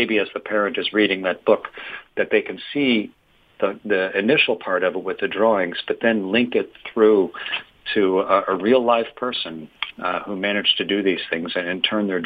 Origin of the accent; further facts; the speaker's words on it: Canada; I'm from Canada